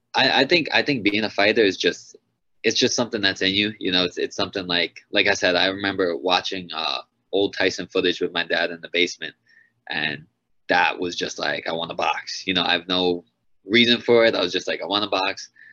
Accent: Long Island, New York, United States; my first five fights were all in Long Island, in my hometown

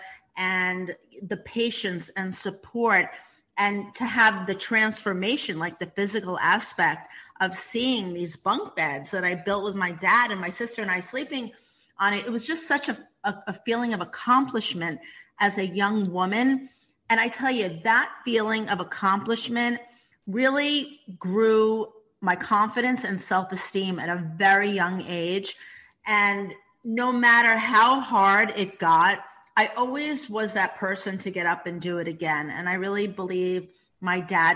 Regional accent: New York City, New York, United States; I grew up in the Bronx, as you said, in a small 2-bedroom apartment

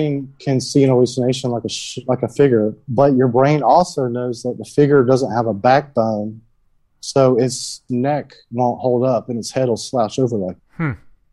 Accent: Georgia, United States; it's the Bible Belt in me because I'm from Georgia.

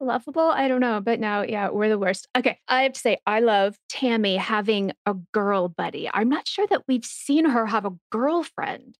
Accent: Texas, United States; I'm from Texas

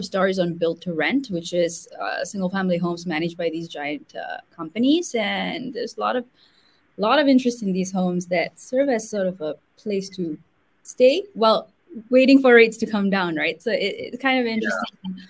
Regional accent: Singapore; also born or lived in India; I come from Singapore, my family grew up in India.

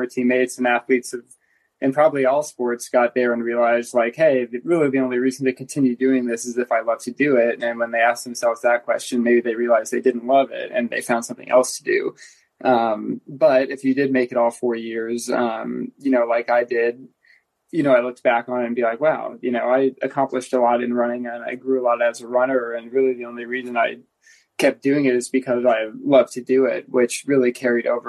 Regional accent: Indiana, United States; moved away as an adult; now in Boulder, United States; I'm from Indiana

